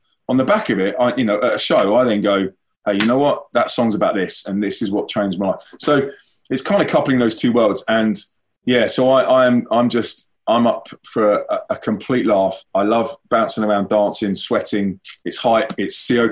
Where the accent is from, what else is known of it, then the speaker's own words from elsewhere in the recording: London, United Kingdom; moved away as an adult; now in Manchester, United Kingdom; I'm from London.